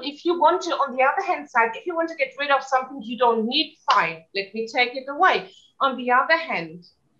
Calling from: Valencian Community, Spain; Yes, I'm zooming in from Spain, from the mainland, from the Costa Blanca. It's a beautiful part of Spain.

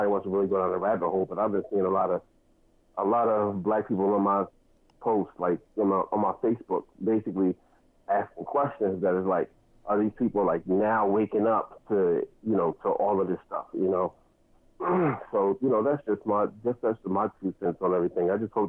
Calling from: New Jersey, United States; I'm calling from New Jersey

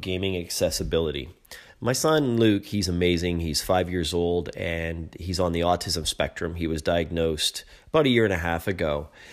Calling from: Toronto, Ontario, Canada; I'm calling from Toronto

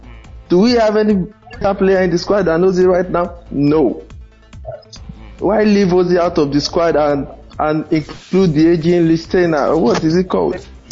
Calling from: Ibadan, Oyo, Nigeria; Yeah, this is …, fellow Ghana. I'm speaking from Ibadan, really.

